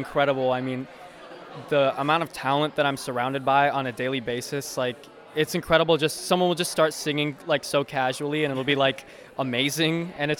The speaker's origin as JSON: {"language": "English", "town": "Mundelein", "region": "Illinois", "country": "United States", "said": "I'm from Mundelein, Illinois."}